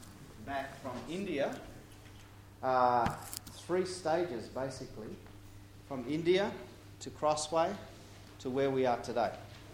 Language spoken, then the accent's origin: English; Papua New Guinea; I grew up in Papua New Guinea. Mum and dad were missionaries.